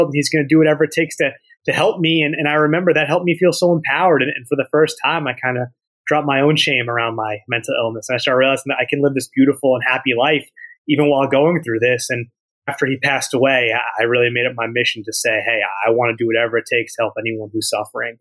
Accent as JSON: {"language": "English", "town": "Dobbs Ferry", "region": "New York", "country": "United States", "tie": "born or raised there", "said": "I grew up in Dobbs Ferry, and you know, I pretty much have been in that area my whole life"}